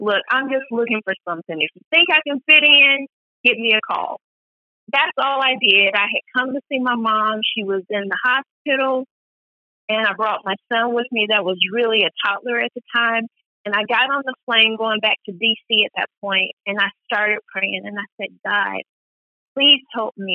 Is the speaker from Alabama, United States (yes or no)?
yes; Athens, Alabama, United States; I was born and raised in Athens, Alabama